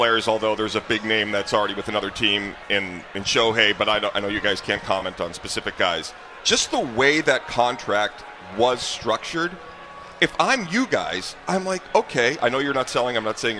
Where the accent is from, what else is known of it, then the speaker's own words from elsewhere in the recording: Boston, Massachusetts, United States; Just from my perspective, growing up in Boston, you know, being an observer and fan of the Red Sox my whole life